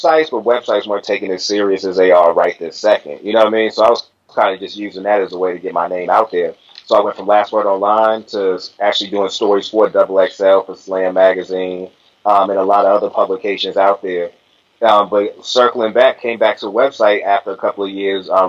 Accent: Boston, Massachusetts, United States; My hometown's Boston, Massachusetts.

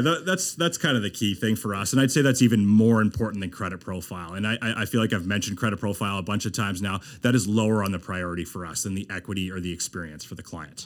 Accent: Moncton, New Brunswick, Canada; moved away as an adult; also born or lived in Halifax / Fredericton / Ontario; I was born in Halifax, grew up in Moncton

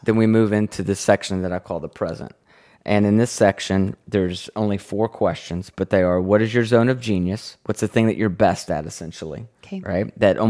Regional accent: the South, United States

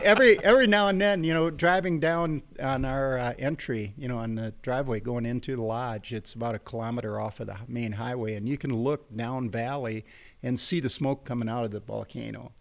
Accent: Fond du Lac, Wisconsin, United States; moved away; also born or lived in Austria; grew up in, uh, in a little place called Fond du Lac

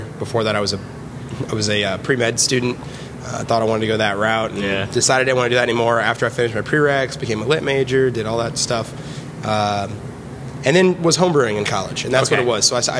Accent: St. Petersburg, Florida, United States; also born or lived in Memphis, Tennessee; I grew up here in St. Petersburg

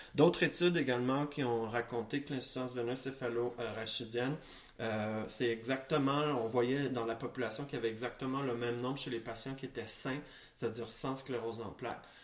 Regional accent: Quebec, Canada; chez nous au Québec

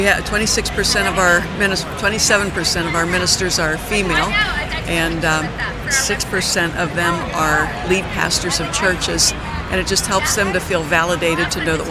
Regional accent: Struthers, Ohio, United States; I was born and raised in Struthers, right across the road from Boardman.

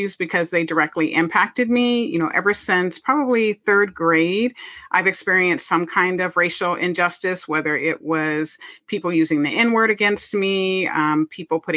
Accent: California, United States; I was born and raised in California, where I currently live

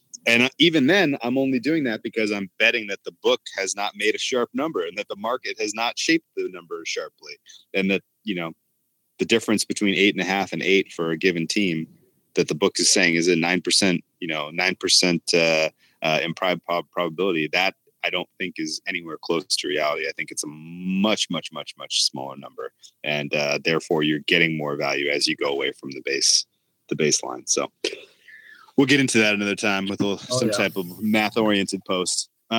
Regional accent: New York, United States; this team, and I want to go to BP first as being a New Yorker, this team is one of those teams where I will go down swinging.

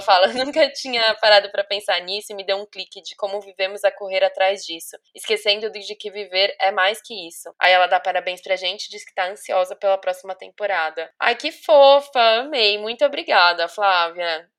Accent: Brazil; moved away as an adult; also born or lived in Dublin, Ireland; A gente ali no Brasil aprende muito o inglês americano

